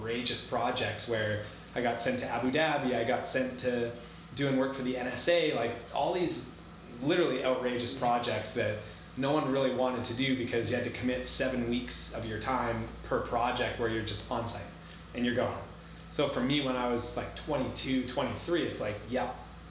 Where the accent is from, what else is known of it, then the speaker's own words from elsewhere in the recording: Comox, British Columbia, Canada; also born or lived in Victoria, Canada; being Canadian